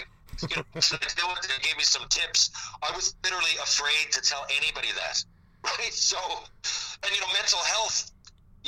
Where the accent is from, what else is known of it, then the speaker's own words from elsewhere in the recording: Newfoundland and Labrador, Canada; I was from Newfoundland.